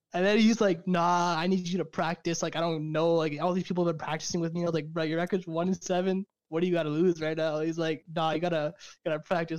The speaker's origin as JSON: {"language": "English", "town": "Fresno", "region": "California", "country": "United States", "tie": "born or raised there", "also_born_or_lived": "Caruthers, California", "said": "I'm from California, originally from Fresno, California, which is like the direct middle of California, so it's like in between LA and San Francisco. Um, I grew up there most of my life"}